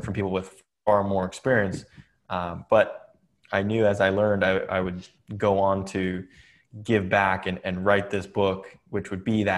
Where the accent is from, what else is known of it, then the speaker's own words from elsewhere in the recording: Atherton, California, United States; I grew up in Silicon Valley, California